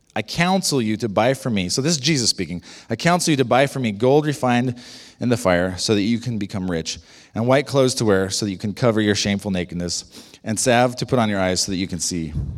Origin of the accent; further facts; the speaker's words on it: United States; I'm, I'm an American